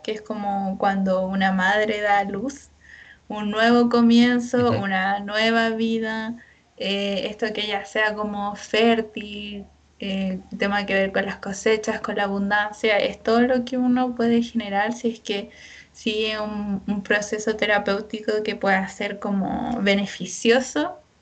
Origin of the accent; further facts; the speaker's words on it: San Felipe, Valparaíso, Chile; nosotros somos de la quinta región, yo de San Felipe